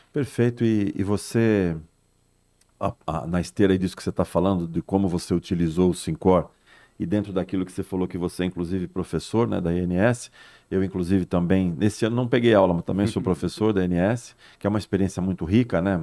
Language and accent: Portuguese; São Paulo, Brazil; moved away as an adult; now in Santos, Brazil; Eu sou nascido e criado em São Paulo, mas estou há 35 anos já em Santos